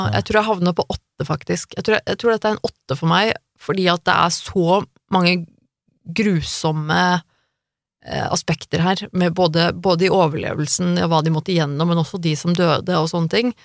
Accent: Norway; jeg er født og oppvokst i Norge

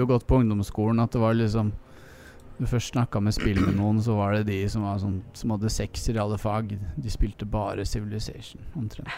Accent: Oslo, Norway; Tveitasenteret like ved der jeg vokste opp

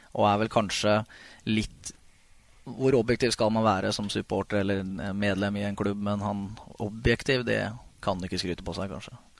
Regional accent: Ridabu, Innlandet, Norway; also born or lived in Hamar; jeg er født på Hamar og oppvokst på Ridabu.

